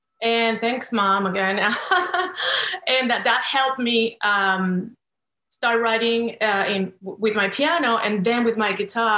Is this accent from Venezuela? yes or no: yes; Venezuela; English is a second language; moved away as an adult; also born or lived in New York; now in Los Angeles, United States; I was born in South America in the beautiful country of Venezuela.